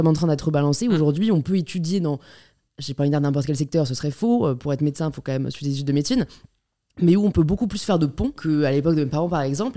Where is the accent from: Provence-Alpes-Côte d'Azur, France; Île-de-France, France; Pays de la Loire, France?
Île-de-France, France; Paris; j'ai grandi à Paris